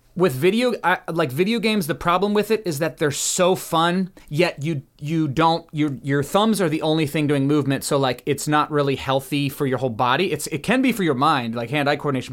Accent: Southern Maryland, United States; now in Los Angeles, United States; I'm from Maryland, uh, Southern Maryland people

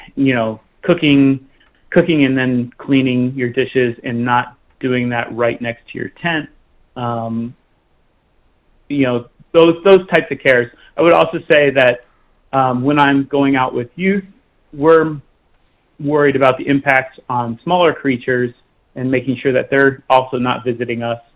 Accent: Oklahoma, United States; moved away; I grew up in Oklahoma and we didn't have insulated boots um, because it didn't snow there very

